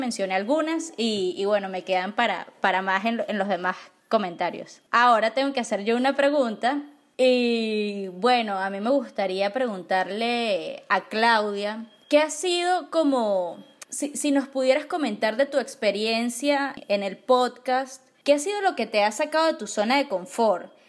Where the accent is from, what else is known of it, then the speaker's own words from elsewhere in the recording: Venezuela; nosotros como venezolanos